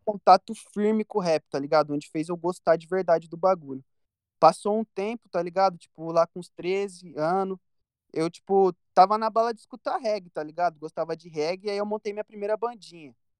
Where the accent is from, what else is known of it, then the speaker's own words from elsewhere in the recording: Campinas, São Paulo, Brazil; Eu, eu cresci e nasci no Parque Industrial, que é uma, re... é uma região aqui de Campinas